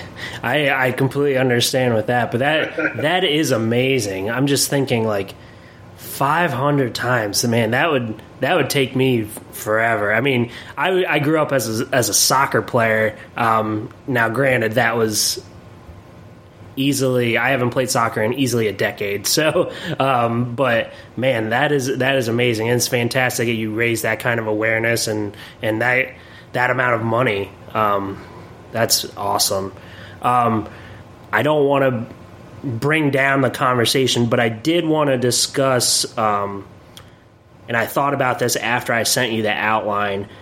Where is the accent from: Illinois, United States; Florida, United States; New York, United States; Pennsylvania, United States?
Pennsylvania, United States; Williamsport; also born or lived in Erie, Pennsylvania; I'm from Williamsport, Pennsylvania